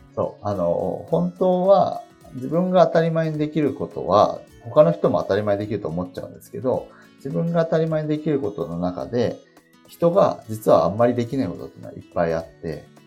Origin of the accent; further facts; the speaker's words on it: Japan; 日本に生まれて、今こうして平和に暮らせてること自体